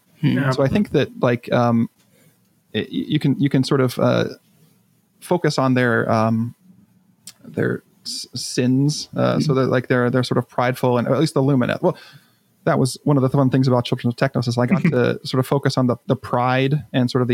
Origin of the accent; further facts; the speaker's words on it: United States; as an American